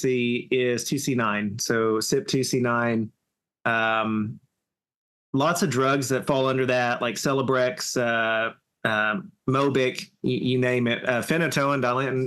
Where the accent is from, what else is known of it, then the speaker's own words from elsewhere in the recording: Southern, United States; accent: Southern; my Southern accent